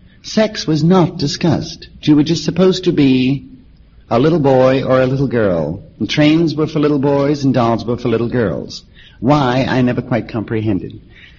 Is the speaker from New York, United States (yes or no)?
yes; New York City, New York, United States; I was born in New York City